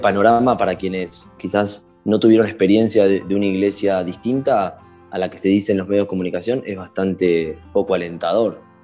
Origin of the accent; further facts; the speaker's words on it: Castelar, Buenos Aires Province, Argentina; tengo 24 años, soy de Castelar